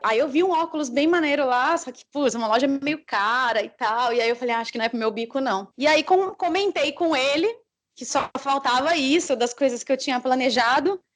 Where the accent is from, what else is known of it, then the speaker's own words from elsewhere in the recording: Brazil; como brasileira